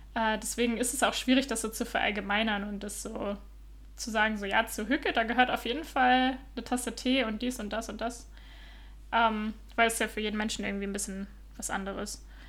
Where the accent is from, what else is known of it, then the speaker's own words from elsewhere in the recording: Northern Germany, Germany; moved away as an adult; also born or lived in Utrecht, Netherlands; now in Copenhagen, Denmark; ich komme ja ursprünglich aus Norddeutschland, äh, aus der Nähe von Bremen